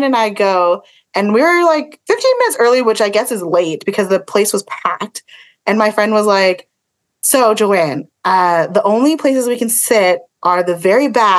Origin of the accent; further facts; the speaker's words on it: Philippines; it wasn't me, but I am Filipino.